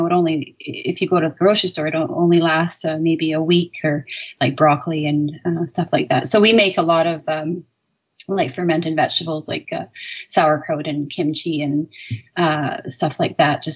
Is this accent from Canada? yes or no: yes; North Island, British Columbia, Canada; now in Cape Beale, Canada; growing up on the North Island